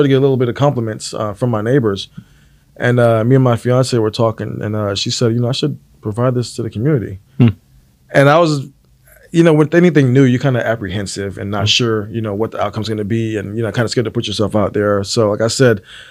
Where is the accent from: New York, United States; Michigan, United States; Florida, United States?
Florida, United States; Fort Lauderdale; moved away as an adult; also born or lived in Abilene, Texas / Dallas, Texas; now in Houston, United States; I'm originally from Fort Lauderdale, Florida.